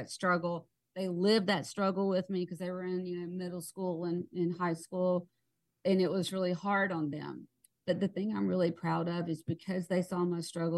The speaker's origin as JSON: {"language": "English", "region": "South Georgia", "country": "United States", "tie": "born or raised there", "said": "I'm from South Georgia, and, you know, you don't air your dirty laundry. That was like, you know, what we all grew up"}